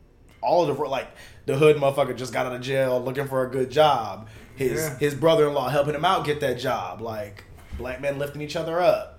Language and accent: English; Jamaica; You know I'm Jamaican. I'm not like all the way.